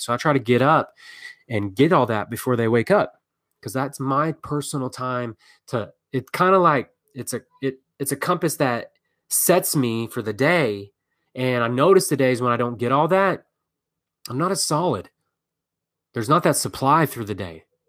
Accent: Texas, United States; I'm from Texas

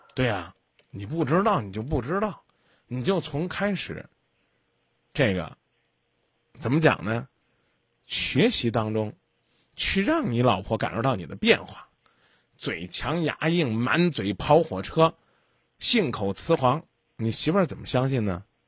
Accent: China; 我们中国人

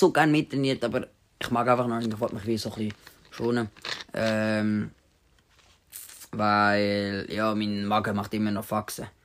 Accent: Winterthur, Zurich, Switzerland; In Winterthur, in meinem Heimatort, in meinem Heimatort.

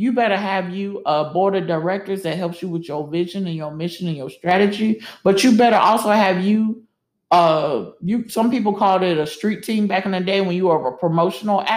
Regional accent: the South, United States; moved away; we both were from the South

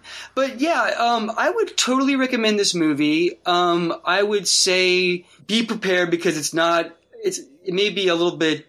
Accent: Wichita, Kansas, United States; my hometown of Wichita, Kansas. I was just like a little kid.

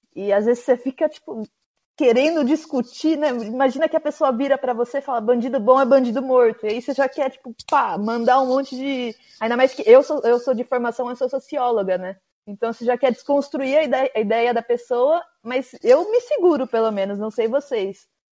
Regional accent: Brazil; moved away as an adult; meus pais são portugueses, mas eu cresci no Brasil

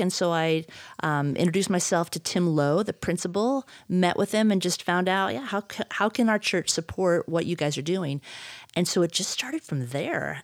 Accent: Midwest, United States; now in Idaho, United States; I grew up in the Midwest, And so mountains were just not a thing

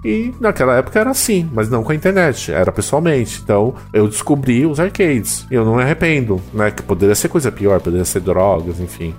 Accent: ABC region, Greater São Paulo, Brazil; eu sou do ABC, né? Eu sou de São Paulo, mas eu sou da região do ABC, que é a grande São Paulo

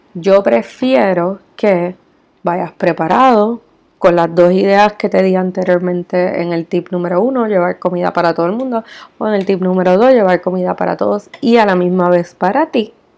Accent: Puerto Rico; como puertorriqueña vivo y resido en Puerto Rico

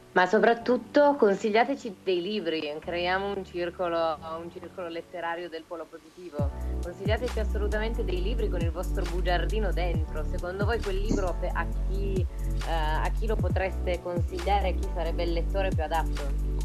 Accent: Turin, Piedmont, Italy; nella mia città natale, che è Torino

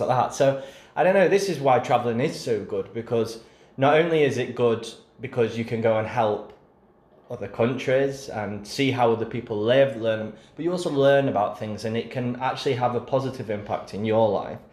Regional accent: England, United Kingdom; being English

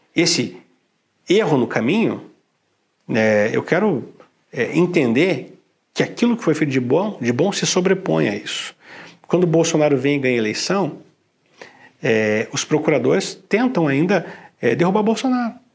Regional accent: Curitiba, Paraná, Brazil; eu sou curitibano, e lá em Curitiba não tem as coisas belas que São Paulo tem

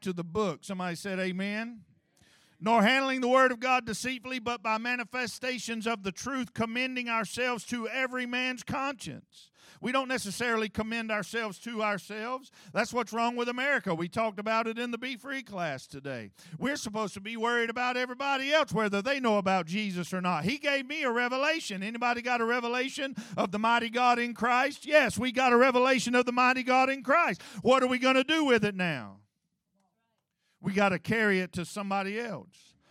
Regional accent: United States; I grew up in Clydeeville

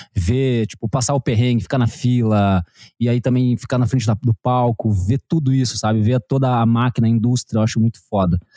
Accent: Curitiba, Paraná, Brazil; moved away as an adult; now in Bombinhas, Brazil; sou de Curitiba, agora moro em Bombinhas, aqui em Santa Catarina

